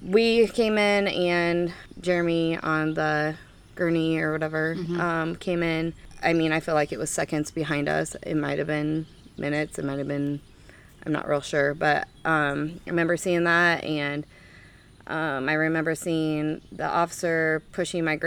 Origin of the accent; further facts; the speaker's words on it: Ottumwa, Iowa, United States; also born or lived in Albia, Iowa / Kirksville; I'm from Ottumwa, born and raised